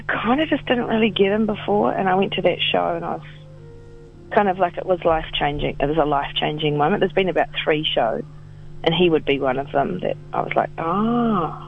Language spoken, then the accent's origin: English; New Zealand; it's New Zealand. We're not American.